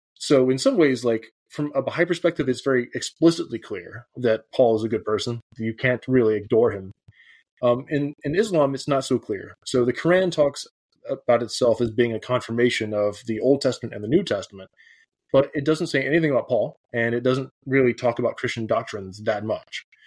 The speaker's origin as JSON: {"language": "English", "region": "the South", "country": "United States", "tie": "born or raised there", "moved": "as an adult", "lives_now": "Edinburgh, United Kingdom", "said": "I grew up evangelical in the South"}